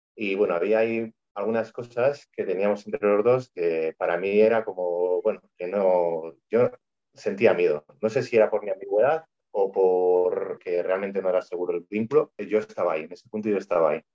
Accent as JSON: {"language": "Spanish", "town": "Vitoria-Gasteiz", "region": "Basque Country", "country": "Spain", "said": "soy de Vitoria, Vitoria Gasteiz y vivo aquí con Yosune"}